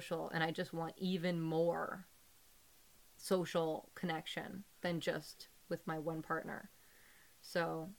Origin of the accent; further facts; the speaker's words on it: United Kingdom; Oh, I am as a Brit. Oh, British people